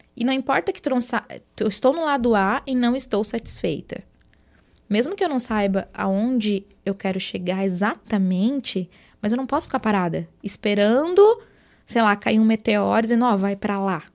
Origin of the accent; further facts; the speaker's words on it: Jacinto Machado, Santa Catarina, Brazil; now in Araranguá, Brazil; Eu sou natural de Jacinto Machado, lá uma cidadezinha, né, para quem é, não conhece, tem pouco mais de 9 mil habitantes, então nasci, me criei lá, né? Vim para Araranguá quando eu casei